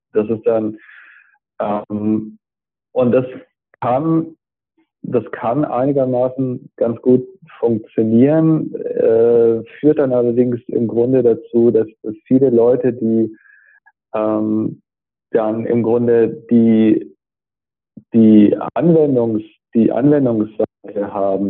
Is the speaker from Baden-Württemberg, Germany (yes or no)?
yes; Stuttgart, Baden-Württemberg, Germany; now in Braunschweig, Germany; ich bin ja Stuttgarter